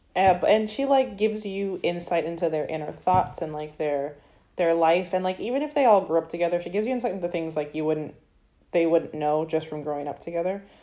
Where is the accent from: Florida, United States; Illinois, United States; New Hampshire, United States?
Florida, United States; I'm very proud to be from Florida